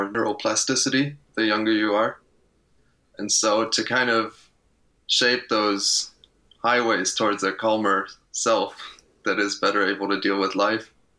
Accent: Luxembourg; moved away as an adult; now in Eindhoven, Netherlands; I grew up in Luxembourg, spent the first 18 years of my life there

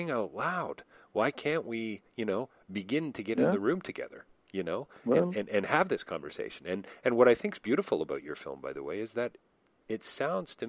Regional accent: Toronto, Ontario, Canada; being a Canadian coming from Toronto

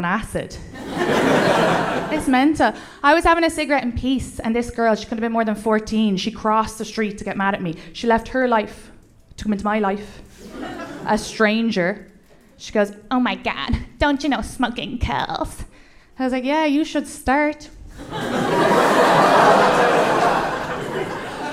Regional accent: Ireland; accent: Irish; moved away as an adult; now in United States; When I grew up in Ireland, we didn't believe in mental health

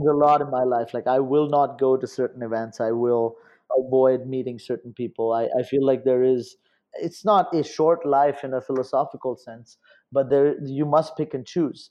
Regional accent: India; moved away as an adult; also born or lived in Los Angeles; I was growing up in India

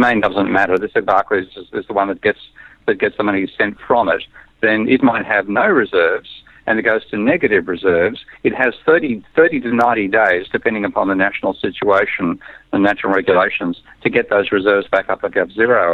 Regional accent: Australia; I'm an Australian.

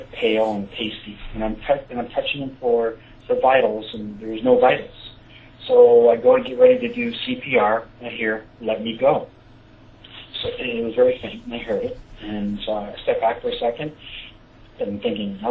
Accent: Sarnia, Ontario, Canada; my hometown, Sarnia

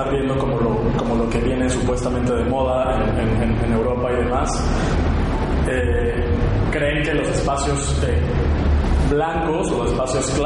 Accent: Mexico; De nuestro sentido del humor como esa chispa, esa energía que, tenemos como raza mexicana, como raza latina

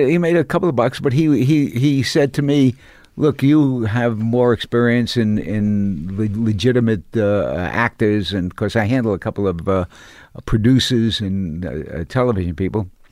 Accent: New York City, New York, United States; I came from Coney Island.

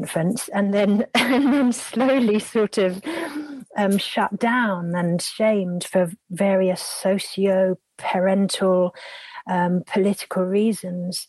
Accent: Epping Forest, East of England, United Kingdom; I grew up in Epping Forest

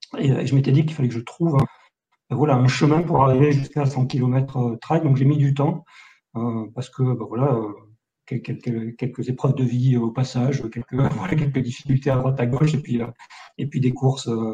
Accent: Millau, Occitania, France; now in Istres, France; je suis natif de Millau dans l'Aveyron

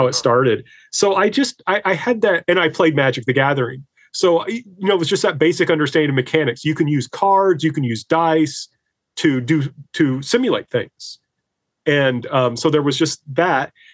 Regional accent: Indiana, United States; now in Greenwood, United States; I'm originally from Indiana, but I now teach at Lander University in Greenwood, South Carolina

